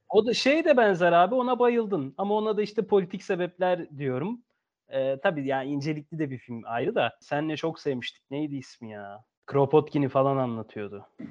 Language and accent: Turkish; Turkey; Türkiye'de doğduk, Türkiye'liyiz.